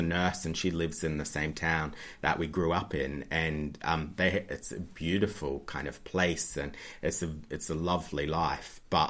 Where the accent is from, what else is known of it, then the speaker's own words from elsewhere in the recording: New South Wales, Australia; No, Central West Australia, so about 4 or 5 hours from Sydney.